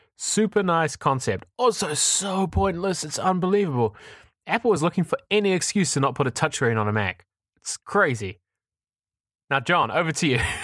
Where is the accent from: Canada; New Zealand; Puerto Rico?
New Zealand; now in Amsterdam, Netherlands; I'm from New Zealand